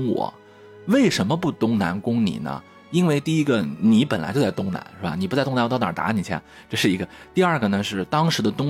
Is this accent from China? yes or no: yes; China; 作为我们中国人